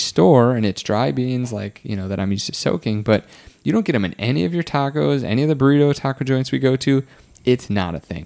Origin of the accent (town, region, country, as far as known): Wisconsin, United States